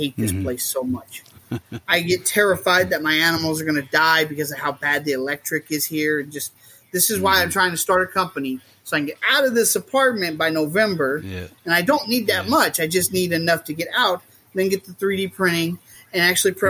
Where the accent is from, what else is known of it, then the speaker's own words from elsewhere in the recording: Southwest Missouri, United States; I grew up in Southwest Missouri